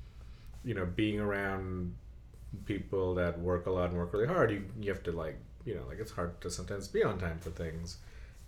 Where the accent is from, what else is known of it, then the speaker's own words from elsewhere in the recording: Bangladesh; moved away; I remember that when growing up in Bangladesh